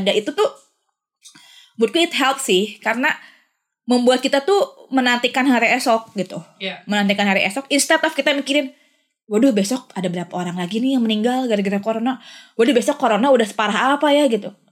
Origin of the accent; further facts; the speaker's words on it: Bandung, West Java, Indonesia; moved away as an adult; also born or lived in Jakarta; gue dari Sun dari Bandung